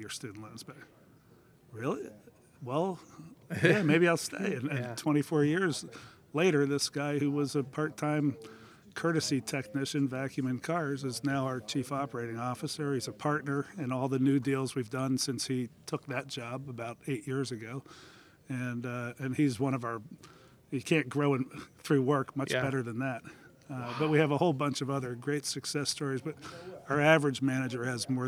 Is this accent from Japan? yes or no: no; Philadelphia, Pennsylvania, United States; moved away as an adult; now in Indianapolis, United States; I'm from Philadelphia originally.